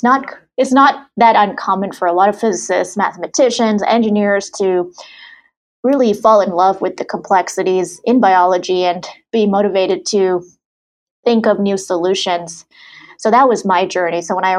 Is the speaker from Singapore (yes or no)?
no; Germany; also born or lived in Saudi Arabia / Sri Lanka; I was born in Saudi Arabia, grew up in Germany, went to high school in Sri Lanka.